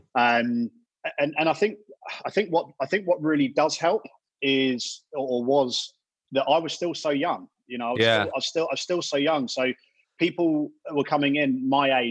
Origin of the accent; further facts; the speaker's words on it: Brighton, South East England, United Kingdom; I'm from Brighton, so I knew a lot of people in Brighton